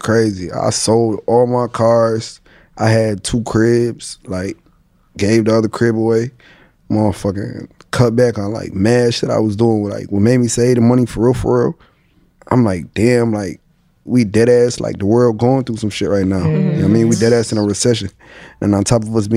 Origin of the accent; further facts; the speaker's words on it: Syracuse, New York, United States; I came from nothing. I'm from Syracuse, New York